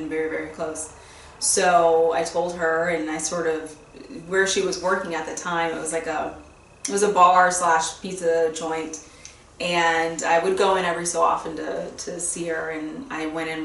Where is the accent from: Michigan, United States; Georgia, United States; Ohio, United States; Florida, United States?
Florida, United States; Fort Lauderdale; I grew up in South Florida, Fort Lauderdale area